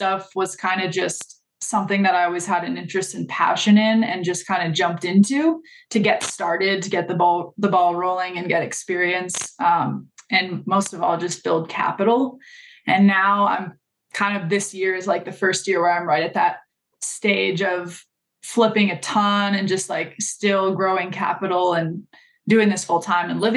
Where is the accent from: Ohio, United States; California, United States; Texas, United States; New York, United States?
California, United States; Los Angeles; moved away as an adult; also born or lived in New Orleans / Colorado; I'm from Los Angeles and that's kind of where I got my start in real estate. I started straight out of high school